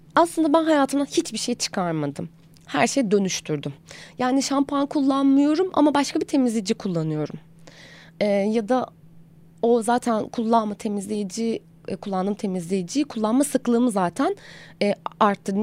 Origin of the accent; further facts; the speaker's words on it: Aegean Region, Turkey; moved away as an adult; now in Istanbul, Turkey; doğduğumdan itibaren zaten e, sıradan bir Egeli olarak belli bir beslenme kültürüm var